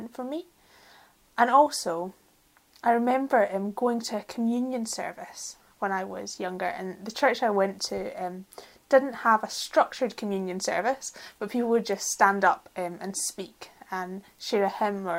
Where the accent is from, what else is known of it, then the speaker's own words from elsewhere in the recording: Glasgow, Scotland, United Kingdom; we're Glaswegian, so we speak really fast